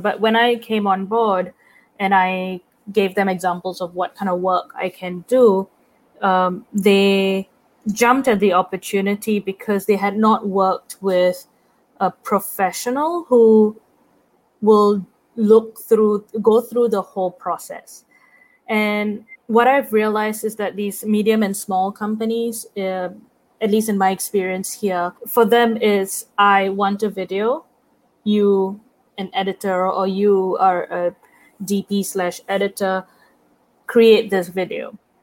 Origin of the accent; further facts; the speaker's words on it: Singapore; moved away as an adult; now in New York, United States; I'm from Singapore